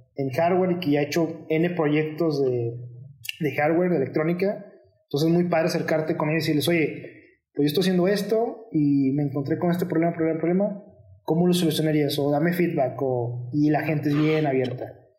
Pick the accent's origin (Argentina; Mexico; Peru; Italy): Mexico; dos de los miembros somos mexicanos